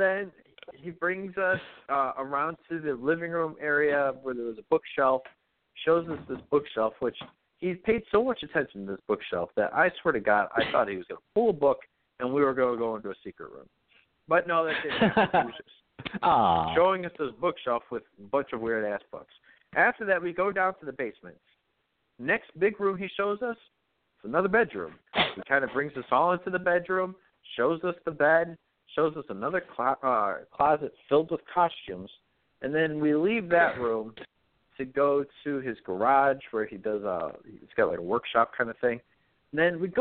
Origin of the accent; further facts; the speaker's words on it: Tacoma, Washington, United States; oh, Tacoma